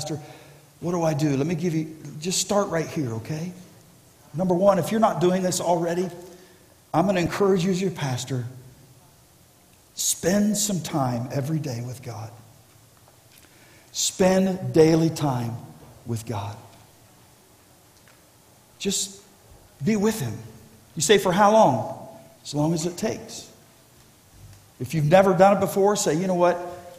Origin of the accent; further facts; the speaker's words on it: Ohio, United States; born there; Many of you know I was born in Ohio, but I didn't live in Ohio because my parents were traveling evangelists.